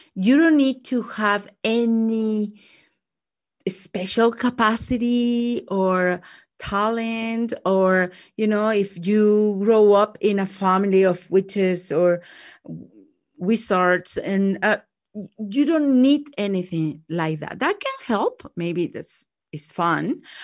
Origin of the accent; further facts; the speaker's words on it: Mexico; English is a second language; moved away; growing up in Mexico